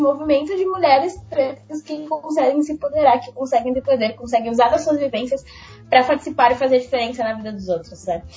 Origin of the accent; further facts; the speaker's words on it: Brazil; eu vivi num, num bairro periférico, né, na Zona Leste, fundo da Zona Leste